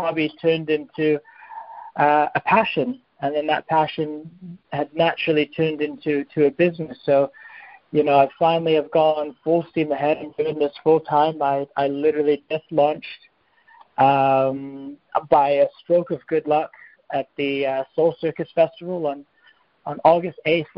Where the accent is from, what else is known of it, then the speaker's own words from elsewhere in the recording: Fremont, California, United States; moved away as an adult; now in Cheltenham, United Kingdom; I'm from California originally, from Fremont, California